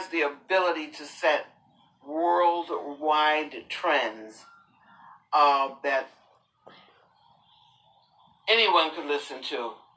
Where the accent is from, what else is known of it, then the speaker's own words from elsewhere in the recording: Rocky Mount, North Carolina, United States; I was born in Rocky Mount, North Carolina.